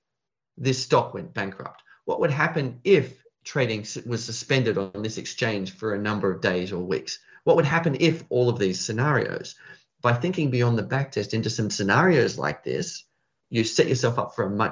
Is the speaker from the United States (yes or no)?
no; Australia; I'm Australian.